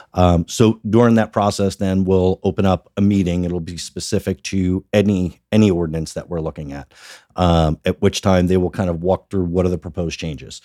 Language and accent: English; Sparta, New Jersey, United States; also born or lived in Washington, D.C. / Northern Virginia / South Florida; I grew up in Sparta, so born and bred in Sparta, spent most of, uh, our, my life and, uh, certainly my childhood.